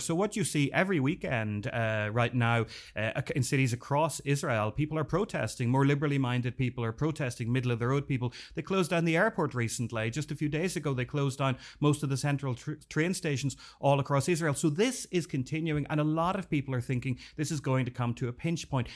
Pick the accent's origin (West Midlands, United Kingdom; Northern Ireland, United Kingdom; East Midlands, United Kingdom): Northern Ireland, United Kingdom; I grew up in Northern Ireland during the Troubles